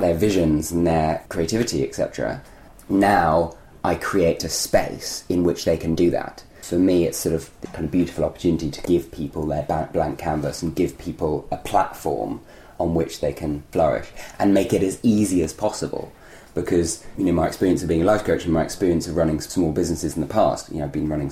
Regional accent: London, United Kingdom; as a child, I grew up in London in a community-less atmosphere where I didn't even know my neighbours

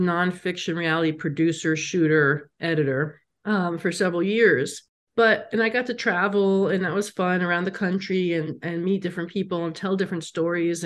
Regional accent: New York, United States; also born or lived in Los Angeles / San Francisco; now in Las Vegas, United States; I'm from New York and I lived in LA and San Francisco

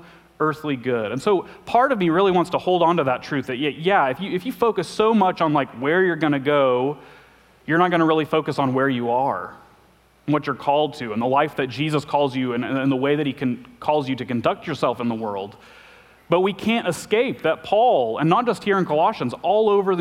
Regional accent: Arkansas, United States; I'm from Arkansas

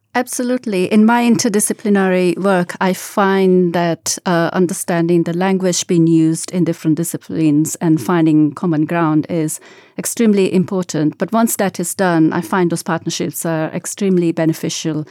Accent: Gujarat, India; moved away; I grew up in Gujarat, western part of India

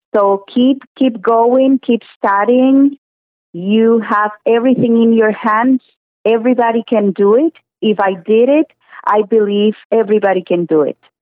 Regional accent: Cuba; English is a second language; moved away as an adult; now in Thornhill, Canada; I am originally from Cuba

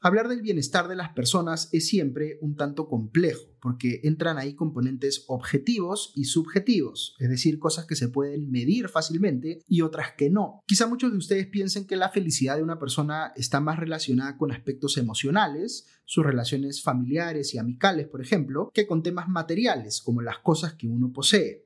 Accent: Peru

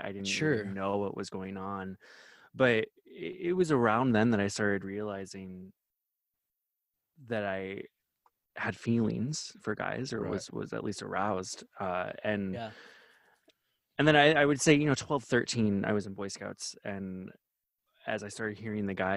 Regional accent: Wisconsin, United States; also born or lived in Iowa; I'm from Wisconsin and Iowa.

